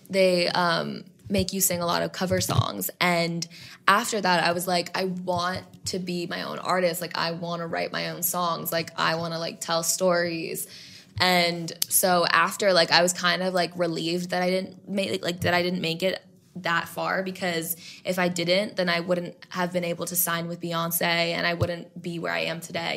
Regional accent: New York City, New York, United States; I grew up in New York City

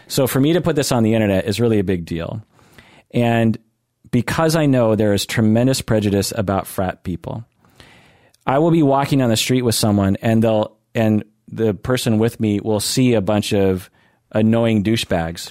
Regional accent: Seattle, Washington, United States; I grew up in Seattle

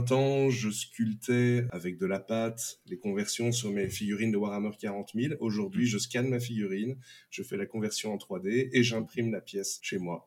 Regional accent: Belgium; je suis belge

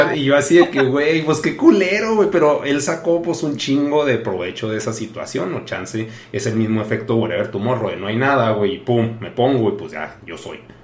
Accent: Chihuahua, Mexico; soy un mocho de Chihuahua

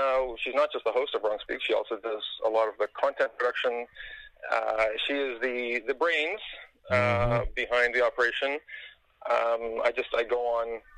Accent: Canada; as a Canadian

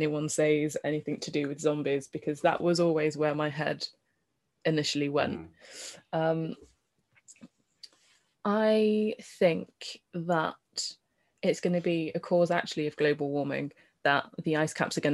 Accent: Birmingham, West Midlands, United Kingdom; being a Brummie

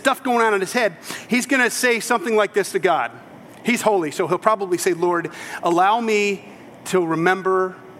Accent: United States; I am true-blooded American.

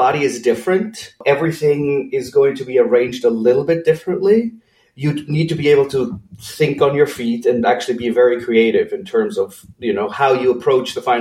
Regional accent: Switzerland; moved away as an adult; also born or lived in California; I grew up in Switzerland in a small village about an hour and a half northeast of Zurich.

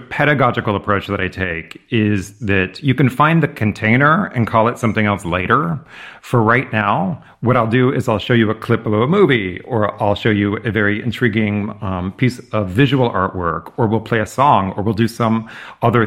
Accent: California, United States; moved away as an adult; also born or lived in Massachusetts; where I grew up in California

